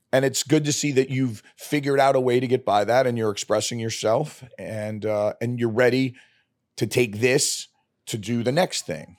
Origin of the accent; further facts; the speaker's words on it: New York City, New York, United States; moved away as an adult; also born or lived in Arizona / Canada; I grew up in Brooklyn